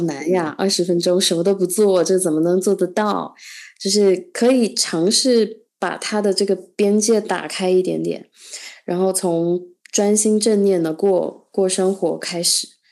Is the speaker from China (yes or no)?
yes; China; 我作为一个中国人